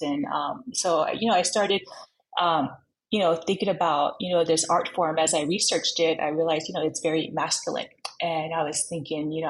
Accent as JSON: {"language": "English", "town": "Long Beach", "region": "California", "country": "United States", "tie": "born or raised there", "also_born_or_lived": "Los Angeles, California", "said": "So I was born at USC Hospital, the county hospital in LA, but I grew up in Long Beach my whole life"}